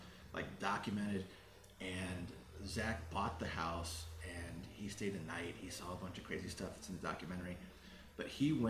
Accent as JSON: {"language": "English", "town": "Carmel", "region": "Indiana", "country": "United States", "moved": "yes", "lives_now": "Las Vegas, United States", "said": "I'm from Indiana."}